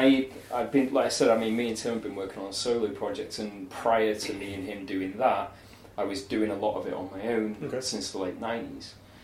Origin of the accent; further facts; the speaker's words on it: Manchester, North West England, United Kingdom; I'm from the darkest ghettos of Manchester.